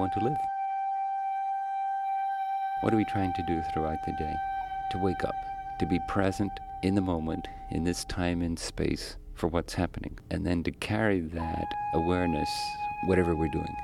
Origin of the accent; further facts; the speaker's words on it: Ireland; moved away as an adult; also born or lived in Tokyo, Japan; now in San Francisco, United States; I grew up in Ireland